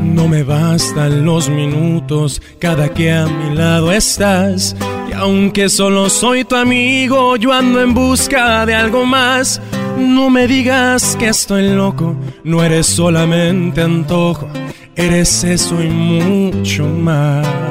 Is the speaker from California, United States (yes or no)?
yes; Los Angeles, California, United States; soy originario de aquí, de Los Ángeles, California